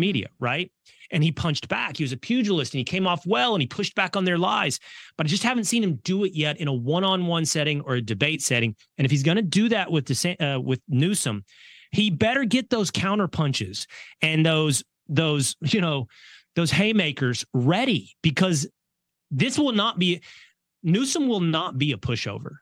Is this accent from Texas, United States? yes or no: yes; Sherman, Texas, United States; now in Dallas, United States; I live in Dallas. I, I'm from Sherman, which is an hour outside